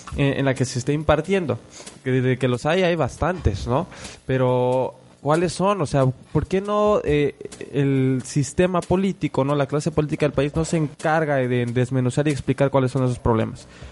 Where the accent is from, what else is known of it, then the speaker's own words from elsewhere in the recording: Mexico; como mexicanos